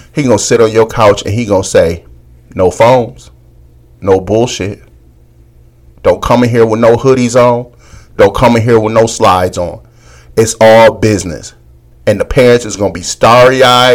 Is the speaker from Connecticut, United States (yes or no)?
no; Michigan, United States; I grew up in Michigan.